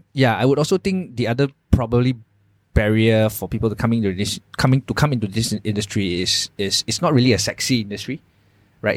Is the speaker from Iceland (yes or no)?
no; Malaysia; as a Malaysian employer